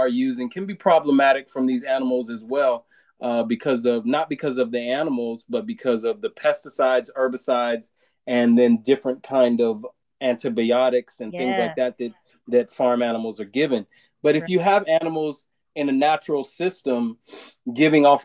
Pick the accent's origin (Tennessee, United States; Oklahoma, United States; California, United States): California, United States; Southern; moved away; I'm from Southern California originally